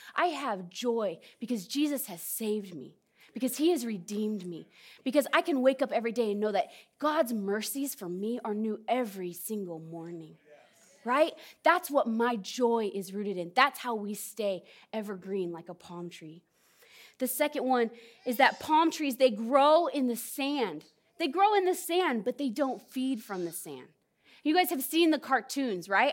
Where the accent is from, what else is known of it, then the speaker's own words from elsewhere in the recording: California, United States; moved away; also born or lived in Southern Oregon; I'm from Southern Oregon. Not originally, I'm from California, but I've lived in Southern Oregon